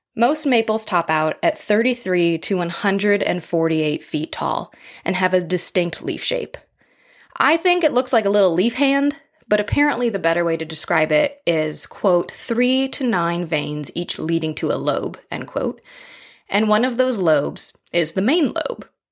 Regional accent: Midwest, United States; When I was a kid growing up in the Midwest

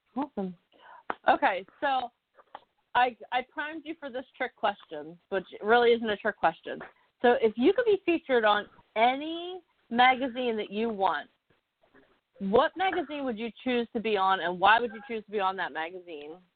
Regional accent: New Jersey, United States; I was in elementary school, and I grew up in New Jersey, which is the Garden State

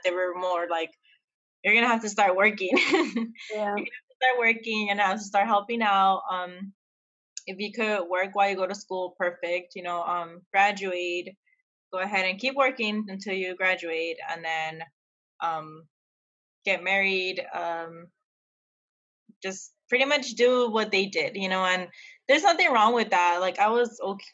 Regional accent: El Paso, Texas, United States; now in San Diego, United States; I'm from El Paso, Texas. I'm currently living here in San Diego, California

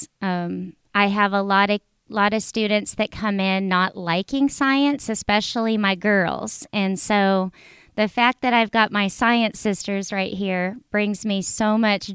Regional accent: California, United States; moved away; growing up in California, I lived close to the beach

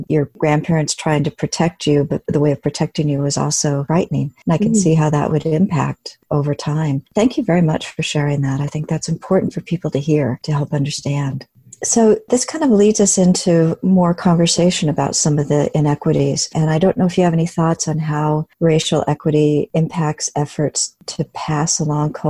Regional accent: Salem, Oregon, United States; I grew up in Salem, Oregon

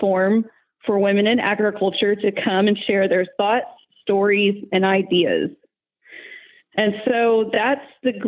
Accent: Plainview, Texas, United States; now in Lubbock, United States; I am originally from Plainview, Texas

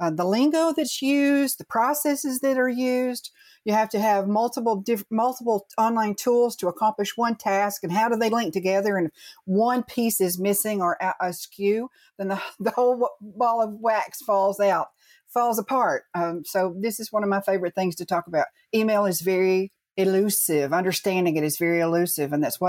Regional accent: Chattanooga, Tennessee, United States; also born or lived in Massachusetts; So hometown Chattanooga, but I was born up in Massachusetts.

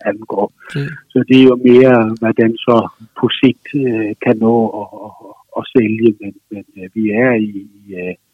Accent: Southern Jutland, Southern Denmark, Denmark; moved away; jeg er jo nede fra Sønderjylland, jeg er jo nede fra sådan det dansk-tyske kulturområde, øh, område ligger jo små 30-35 kilometer fra, øh, fra den tyske grænse, måske 40

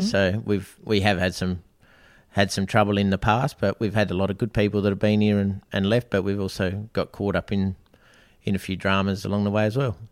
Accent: Australia; originally Snowdown Boy, uh, born and bred in Snowdown and, yeah, did all my schooling there

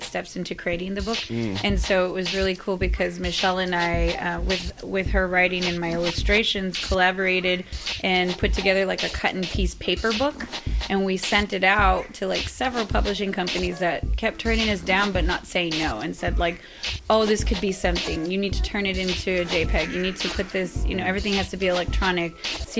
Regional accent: El Paso, Texas, United States; I'm a local artist born and raised in El Paso, Texas

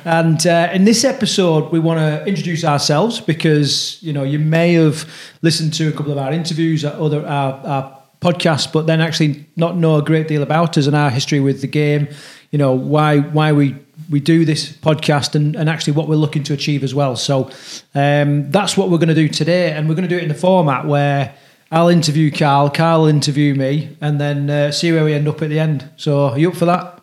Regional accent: Halifax, Yorkshire and the Humber, United Kingdom; moved away as an adult; now in Midlands, United Kingdom; I was brought up in Halifax, uh, both relocated to the Midlands

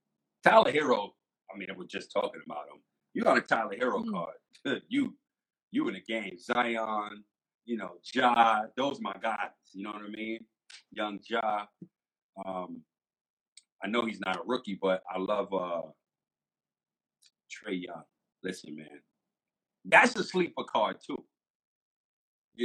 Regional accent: Jamaica; I'm West Indian. I'm Jamaican too. So I got roots and family in Canada up in Toronto.

